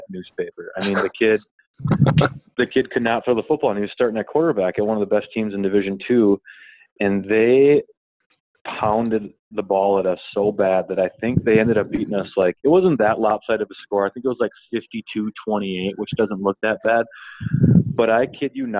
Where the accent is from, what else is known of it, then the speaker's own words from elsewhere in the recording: Duluth, Minnesota, United States; moved away as an adult; I'm originally from Duluth, Minnesota.